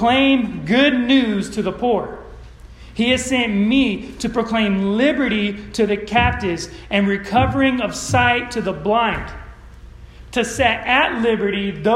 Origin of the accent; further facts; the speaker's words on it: Modesto, California, United States; moved away; I grew up in Modesto, California